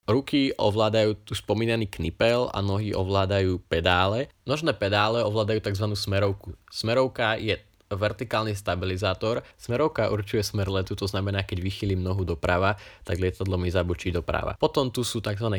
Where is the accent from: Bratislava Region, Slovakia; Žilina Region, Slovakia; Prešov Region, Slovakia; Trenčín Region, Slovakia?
Trenčín Region, Slovakia; Kanianka; vidím znova Prievidzu a Kanianku a Bojnice, teda moju rodnú vlast, moju rodnú dedinu. Kanianka je proste dedina, od ktorej sa neviem utrhnúť